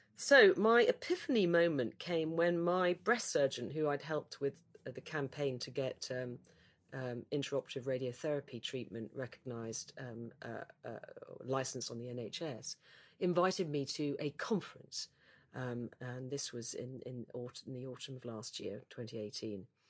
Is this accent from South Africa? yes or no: no; United Kingdom; as a Brit